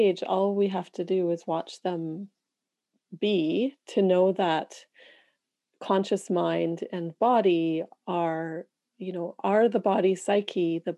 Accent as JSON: {"language": "English", "country": "Canada", "said": "being a Canadian in a country, Canada"}